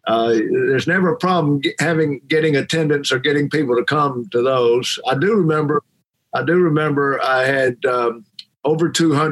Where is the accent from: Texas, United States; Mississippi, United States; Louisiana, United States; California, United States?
Mississippi, United States; People wonder why I'm growing up in Mississippi